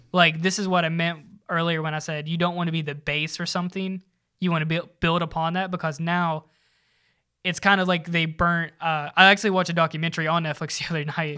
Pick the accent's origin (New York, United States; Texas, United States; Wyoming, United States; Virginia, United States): Virginia, United States; now in Charlotte, United States; I'm from Vir, Virginia